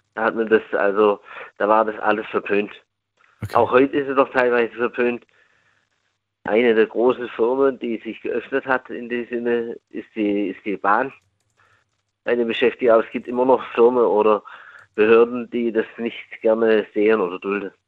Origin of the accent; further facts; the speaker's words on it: near Stuttgart, Baden-Württemberg, Germany; aus Baden-Württemberg